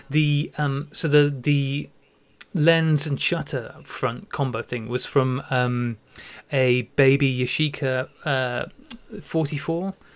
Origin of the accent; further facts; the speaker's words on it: United Kingdom; being British